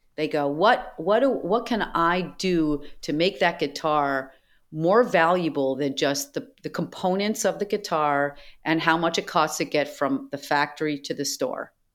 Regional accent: Boston, Massachusetts, United States; I grew up in Boston

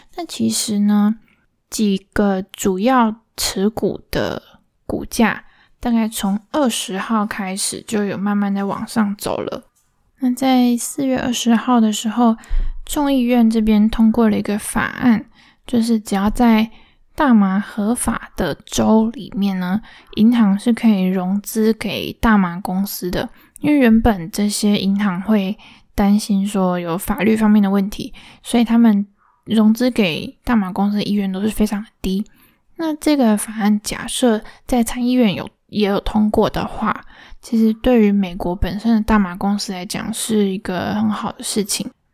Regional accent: Linkou, New Taipei City, Taiwan; now in Taipei, Taiwan; 我老家其实就在新北而已，在林口的乡下

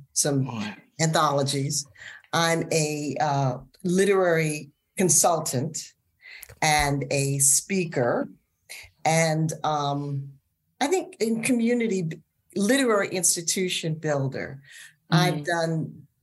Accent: Washington, District of Columbia, United States; I grew up in Washington, D.C., in a part of the city that's now called Columbia Heights.

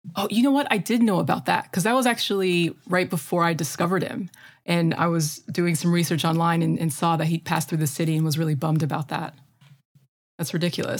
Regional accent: Midwest, United States; accent: Midwestern; my terrible Midwestern accent

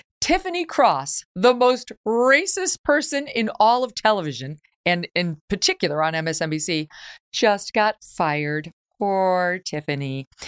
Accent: New York, United States; Virtually all of my friends are Democrats. I grew up in New York State.

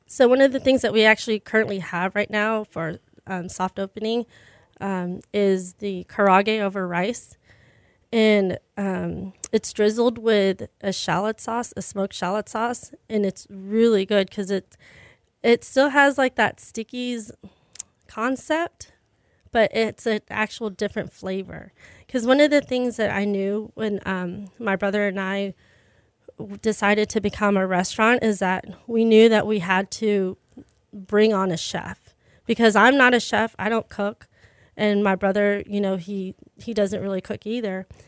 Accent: Pearland, Texas, United States; I'm from Pearland

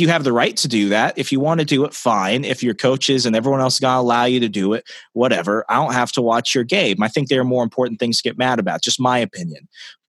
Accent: Arizona, United States; moved away; I'm originally from Arizona

